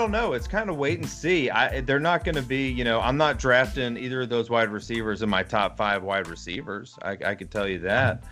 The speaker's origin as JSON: {"language": "English", "town": "Hoover", "region": "Alabama", "country": "United States", "tie": "born or raised there", "said": "I went to Hoover High School in Alabama"}